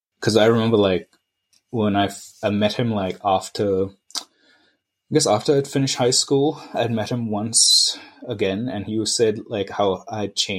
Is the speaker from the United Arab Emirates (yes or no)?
yes; Dubai, United Arab Emirates; also born or lived in India / Napier, New Zealand / Sydney, Australia; So in India, that's where I was born. But I grew up in Dubai, Napier in New Zealand, and then Sydney in Australia.